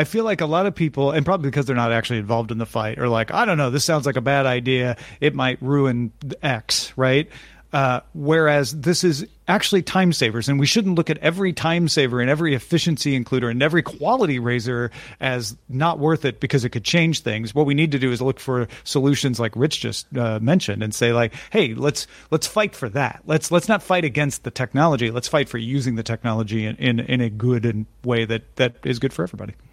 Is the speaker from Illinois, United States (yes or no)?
yes; Greenville, Illinois, United States; it's my hometown